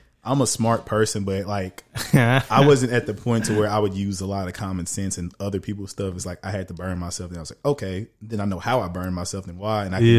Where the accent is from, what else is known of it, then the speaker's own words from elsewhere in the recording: Orange, Texas, United States; moved away as an adult; I didn't realize how strong of an accent I had until like I was in Edmonton, bro. The first week, he was like, "Oh, introduce yourself." I said, "Oh … from Orange, Texas."